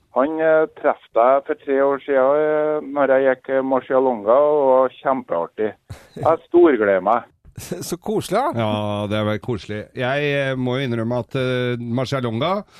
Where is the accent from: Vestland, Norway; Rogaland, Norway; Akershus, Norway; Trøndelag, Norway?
Trøndelag, Norway; Inderøy; Jeg er fra Inderøya i Nord-Trøndelag